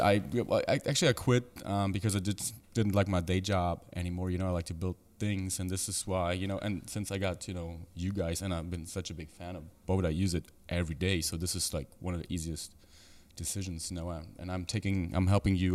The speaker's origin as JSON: {"language": "English", "town": "Frankfurt", "region": "Hesse", "country": "Germany", "tie": "born or raised there", "also_born_or_lived": "Berlin, Germany", "said": "Berlin, Germany, uh, born and raised in Frankfurt"}